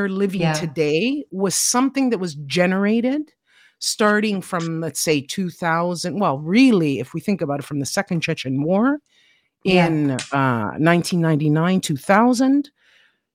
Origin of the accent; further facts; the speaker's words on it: Toronto, Ontario, Canada; now in Siena, Italy; I'm from Toronto, Canada, originally. I was born there.